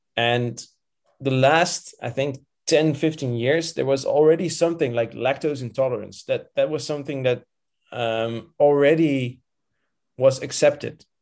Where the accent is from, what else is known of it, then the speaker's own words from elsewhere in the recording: Rotterdam, South Holland, Netherlands; moved away as an adult; now in Antwerp, Belgium; I've, I've lived in, uh, Rotterdam uh, for all my life.